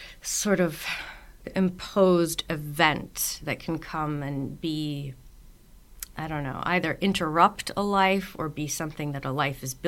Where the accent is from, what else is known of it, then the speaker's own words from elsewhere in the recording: the Northeast of the U.S., United States; I grew up in the Northeast of the U.S. where all winter there's just tons of snow